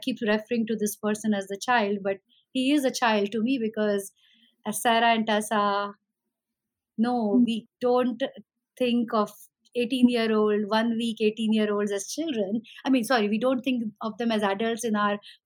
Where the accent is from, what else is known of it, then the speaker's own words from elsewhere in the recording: India; moved away as an adult; now in United States; I came originally from India. I'm an American citizen, but I've been in this country for the last 20 years.